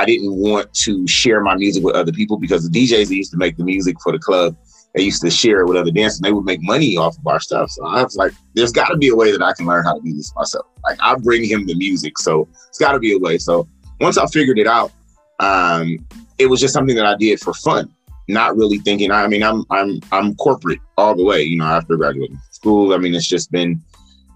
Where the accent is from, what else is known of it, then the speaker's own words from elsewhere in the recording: Los Angeles, California, United States; from Los Angeles, California